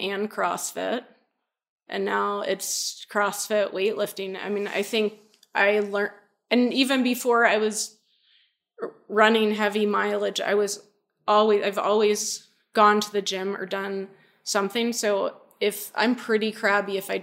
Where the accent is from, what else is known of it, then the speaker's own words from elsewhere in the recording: the South, United States; moved away; I grew up in the South. I'm still culturally Southern in some respects